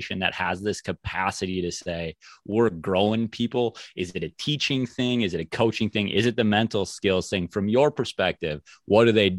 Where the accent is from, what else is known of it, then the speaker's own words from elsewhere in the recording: Mankato, Minnesota, United States; I'm from the Mankato area